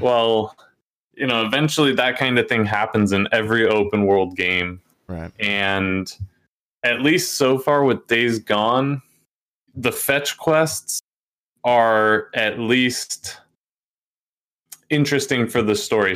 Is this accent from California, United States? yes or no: no; Oregon, United States; I'm from Oregon